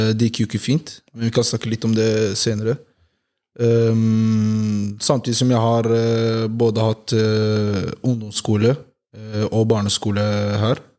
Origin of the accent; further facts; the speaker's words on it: Oslo, Norway; Jeg er jo fra Homlia Eh, bodd der hele livet.